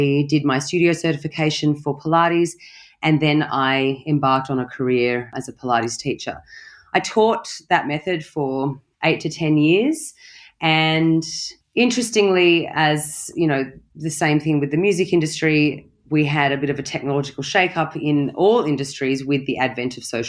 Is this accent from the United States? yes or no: no; Australia; moved away; also born or lived in London / Bali; I am from Australia, but I am a citizen of the world. I've lived in London. I've lived in Bali